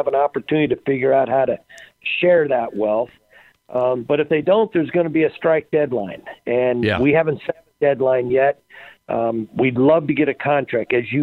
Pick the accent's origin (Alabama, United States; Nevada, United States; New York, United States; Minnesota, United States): Nevada, United States; Las Vegas; I was born and raised in Las Vegas